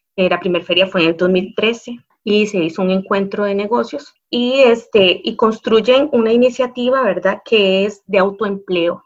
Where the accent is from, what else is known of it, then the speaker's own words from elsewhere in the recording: La Cruz, Guanacaste, Costa Rica; nuestra cultura como cruceños, y ahí me incluyo